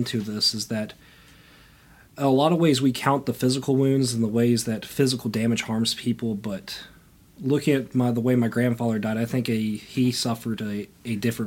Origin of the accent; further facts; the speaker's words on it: Grottoes, Virginia, United States; also born or lived in Danville, Virginia; I come from Grotto's, Virginia, a small town next to Harrisonburg, Virginia